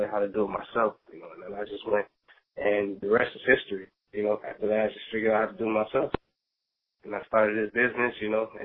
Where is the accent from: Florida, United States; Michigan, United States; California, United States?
Florida, United States; South; I'm from South Florida. I live in the Fort Lauderdale area